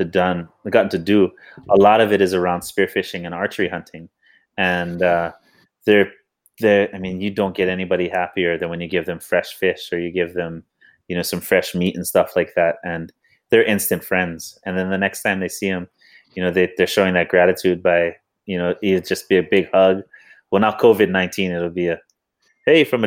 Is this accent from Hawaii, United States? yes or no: yes; Hawaii, United States; I'm a proud Hawaiian and I'm a proud American